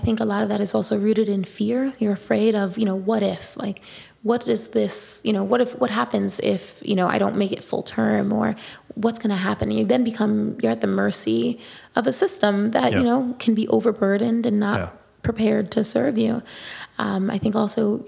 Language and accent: English; New York City, New York, United States; I'm born and raised in the Bronx